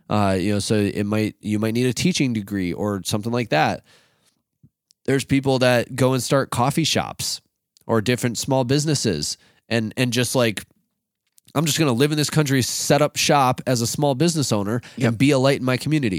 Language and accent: English; Rochester, Minnesota, United States; we grew up in Rochester, which is like literally nicknamed Med City.